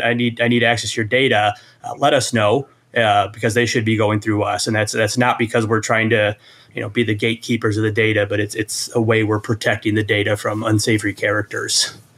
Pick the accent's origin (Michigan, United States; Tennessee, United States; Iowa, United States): Iowa, United States; I come from Iowa